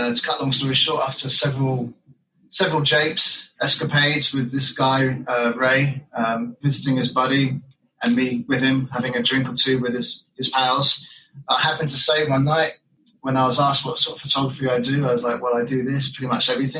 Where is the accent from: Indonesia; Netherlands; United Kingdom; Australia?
United Kingdom; England; moved away; When I was about 5 or 6, in Britain